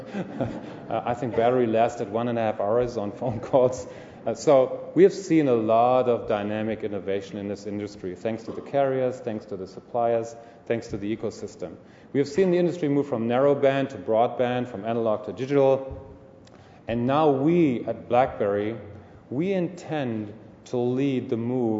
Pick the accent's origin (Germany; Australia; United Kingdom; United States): Germany; Munich, Bavaria; moved away as an adult; now in Ontario, Canada; I'm from Munich